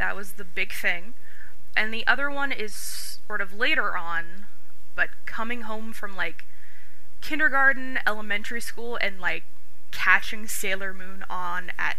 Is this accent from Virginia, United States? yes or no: no; California, United States; accent: Californian; born and raised in California, as you can probably tell if you are listening to this from anywhere else in the United States, I probably sound very Californian